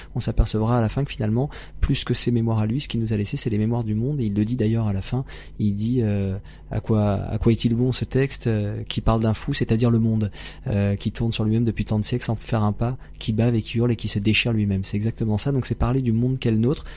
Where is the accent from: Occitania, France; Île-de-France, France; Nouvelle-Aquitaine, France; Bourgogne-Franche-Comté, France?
Île-de-France, France; Seine-Saint-Denis; J'ai grandi dans le 93, en Seine-Saint-Denis